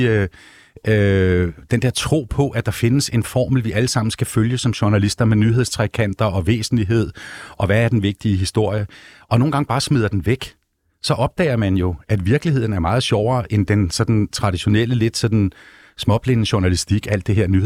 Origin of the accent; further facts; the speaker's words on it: Vesterø, North Denmark Region, Denmark; Øh, for jeg er også Vestø-dreng. Jeg kommer der sådan, her 5-6 år.